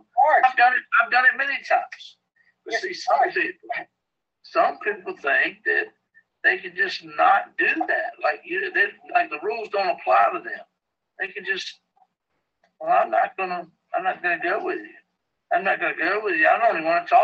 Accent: Danville, Virginia, United States; moved away; I'm from Danville, Virginia

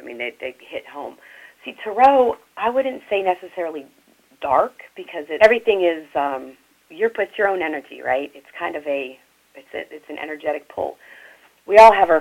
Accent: New Orleans, Louisiana, United States; moved away; I'm from New Orleans originally

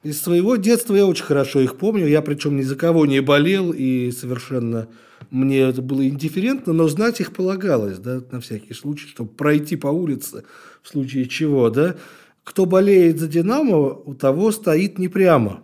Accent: Ilyinsky, Moscow Oblast, Russia; я э, рос в Раменском районе

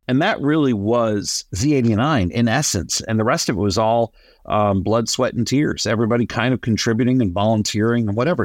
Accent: New Jersey, United States; moved away; I grew up in New Jersey

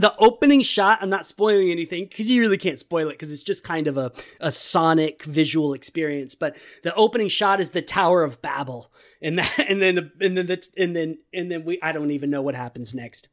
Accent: Texas, United States; I am a Texan

